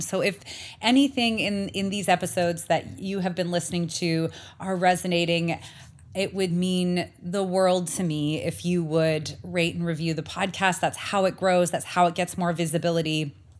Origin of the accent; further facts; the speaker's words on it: Canada; now in Arizona, United States; as a Canadian